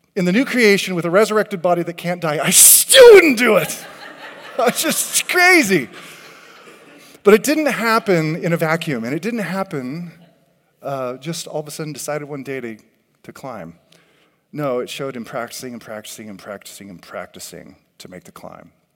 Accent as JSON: {"language": "English", "region": "California", "country": "United States", "tie": "born or raised there", "said": "I grew up in California"}